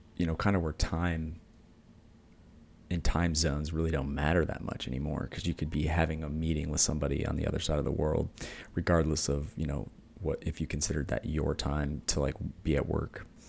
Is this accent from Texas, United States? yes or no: no; Michigan, United States; I grew up in Michigan